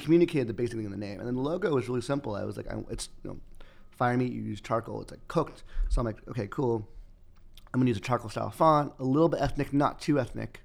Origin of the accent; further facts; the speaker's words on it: Los Angeles, California, United States; Los Angeles